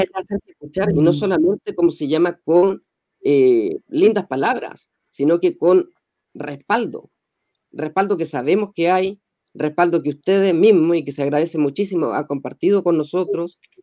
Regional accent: Chile; como chilenos

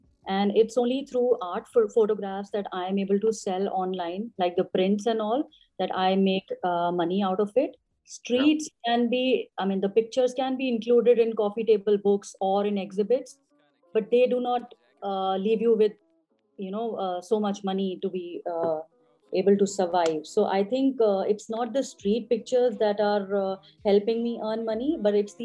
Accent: Gurgaon, Haryana, India; I'm basically from Gurgaon in India

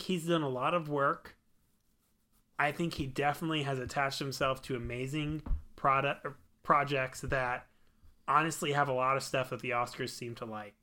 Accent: Missouri, United States; We are bumpkins from Missouri

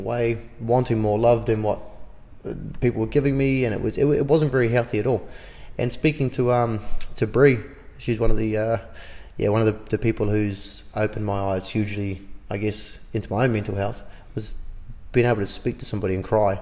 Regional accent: Auckland, New Zealand; growing up in West Auckland, a lot of the boys that grew up there

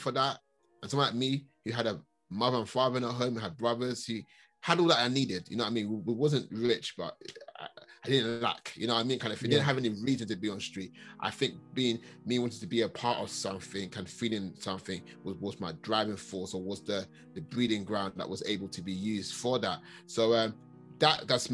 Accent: London, United Kingdom; also born or lived in Catford, Lewisham, London; I grew up in Hackney, that Premier Estate, rough ends

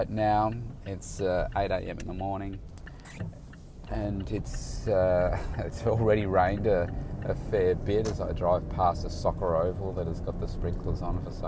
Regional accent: Bendigo, Victoria, Australia; now in Melbourne, Australia; came from Bendigo, which is my hometown

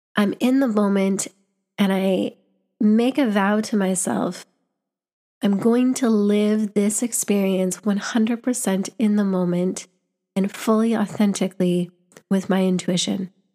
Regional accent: Canada; moved away as an adult; now in London, United Kingdom; I was back home in my home country

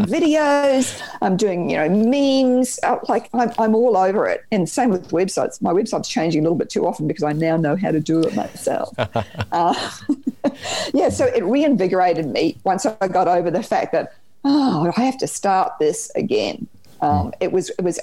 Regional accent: New Zealand; accent: Kiwi twang; now in Australia; I grew up in New Zealand. You might hear the little Kiwi twang there.

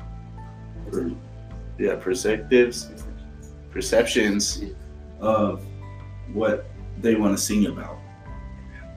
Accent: the South, United States; I am from the South

